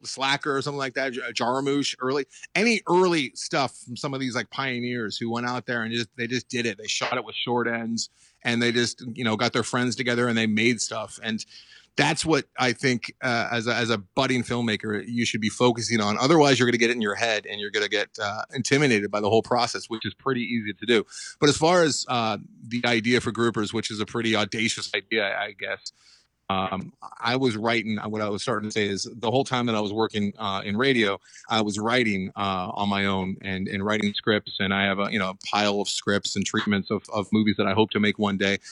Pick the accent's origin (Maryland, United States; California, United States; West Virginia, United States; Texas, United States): California, United States; Los Angeles; also born or lived in Santa Monica, California; born and raised in Los Angeles. I'm still here, I didn't, I'm not a transplant